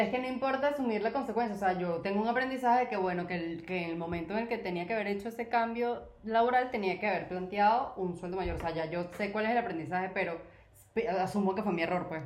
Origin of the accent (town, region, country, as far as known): Venezuela; moved away; also born or lived in Colombia